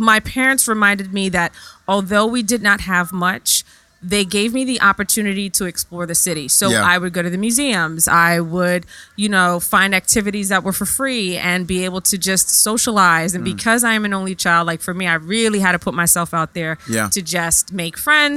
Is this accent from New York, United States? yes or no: yes; New York City, New York, United States; also born or lived in London; I am from the Bronx of New York, born and raised